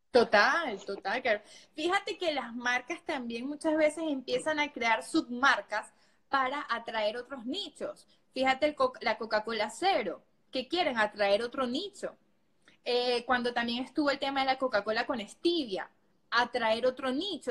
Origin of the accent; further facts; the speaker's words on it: Venezuela; moved away as an adult; yo realmente trabajaba de esta manera en mi país, yo soy de Venezuela